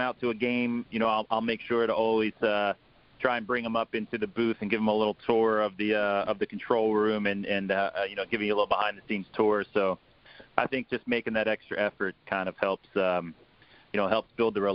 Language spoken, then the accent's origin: English; United States; I'm like an American